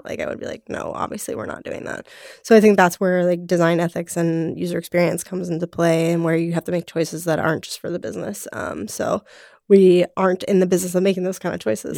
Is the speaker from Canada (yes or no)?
no; Cincinnati, Ohio, United States; moved away as an adult; also born or lived in Los Angeles; I am from Cincinnati, Ohio.